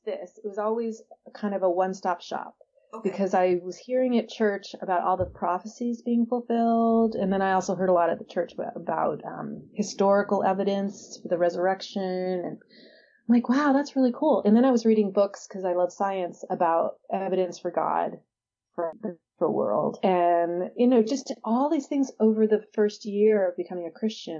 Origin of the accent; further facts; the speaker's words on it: San Diego, California, United States; I'm from San Diego